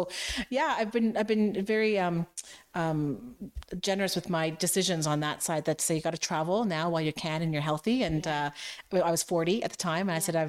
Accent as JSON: {"language": "English", "country": "Canada", "said": "there's a more romantic culture there than I've experienced being a Canadian."}